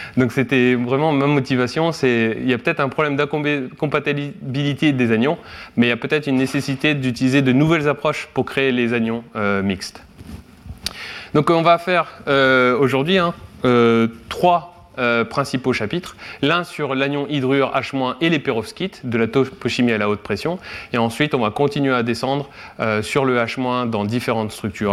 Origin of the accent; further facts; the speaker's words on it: Guingamp, Brittany, France; moved away as an adult; also born or lived in Rennes; now in Kyoto, Japan; je viens de Guingamp, dans les Côtes d'Armor